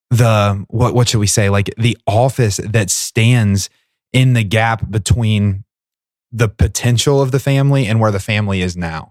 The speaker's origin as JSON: {"language": "English", "town": "Portsmouth", "country": "United States", "tie": "born or raised there", "said": "my hometown, uh, of Portsmouth in our, uh, one of our parishes, Holy Redeemer, and it's my home parish"}